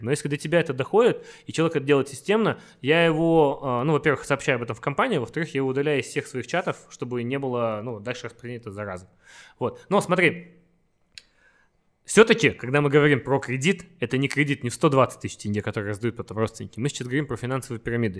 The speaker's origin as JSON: {"language": "Russian", "town": "Karaganda", "region": "Karaganda Region", "country": "Kazakhstan", "also_born_or_lived": "Astana / Los Angeles", "moved": "yes", "said": "я из Караганды, ага. из маленького города"}